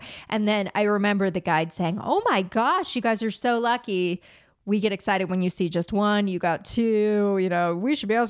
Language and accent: English; La Crescenta, California, United States; I grew up in La Crescenta, which is right near here.